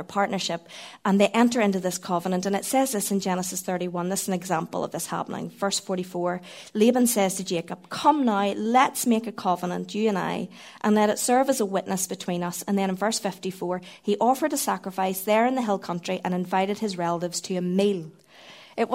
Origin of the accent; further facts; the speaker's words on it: Northern Ireland, United Kingdom; being Northern Irish